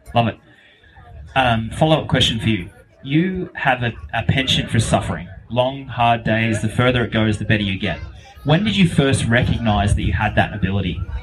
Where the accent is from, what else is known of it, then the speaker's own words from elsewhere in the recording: Australia; I grew up in Australia in the mid 90s, early 2000s, when no one knew about cycling.